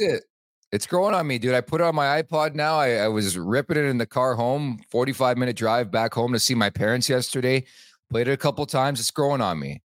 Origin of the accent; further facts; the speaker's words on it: Montreal, Quebec, Canada; I was born in Montreal